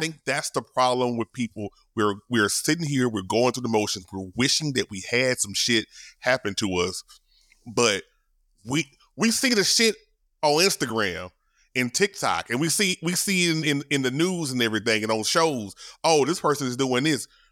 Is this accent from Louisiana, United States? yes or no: yes; Shreveport, Louisiana, United States; my hometown, shout out to Shreveport.